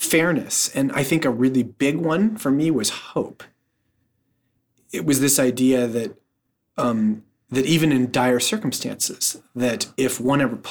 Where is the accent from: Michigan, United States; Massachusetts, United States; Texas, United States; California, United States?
California, United States; just north of San Francisco; I was born in San Francisco, and I was raised just north of San Francisco